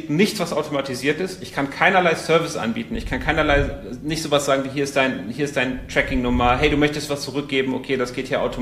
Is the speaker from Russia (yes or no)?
no; Portugal; ich komme aus Portugal, der eine oder andere weiß es